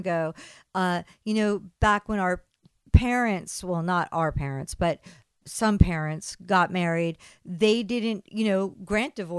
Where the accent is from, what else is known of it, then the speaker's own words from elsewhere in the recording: East Coast, United States; growing up on the East Coast